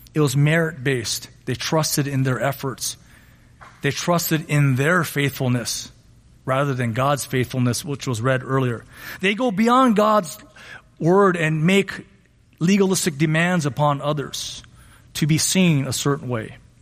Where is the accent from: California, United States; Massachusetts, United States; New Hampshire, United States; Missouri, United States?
California, United States; Monterey Park; I grew up in Monterey Park